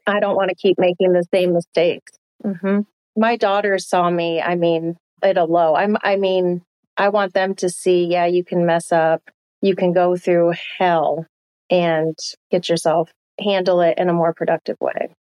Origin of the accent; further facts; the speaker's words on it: upstate New York, United States; moved away; my hometown, to my lake in upstate New York